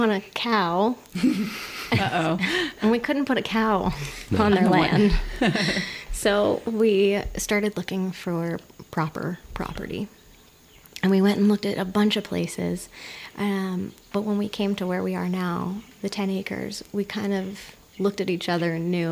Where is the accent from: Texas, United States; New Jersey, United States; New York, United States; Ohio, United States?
New Jersey, United States; now in Hawaii, United States; I grew up in the Garden State in New Jersey.